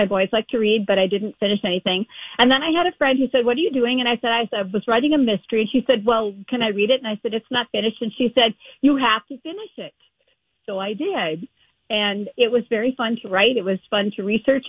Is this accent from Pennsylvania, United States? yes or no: no; New Prague, Minnesota, United States; the New Prague Library tomorrow, which is my hometown library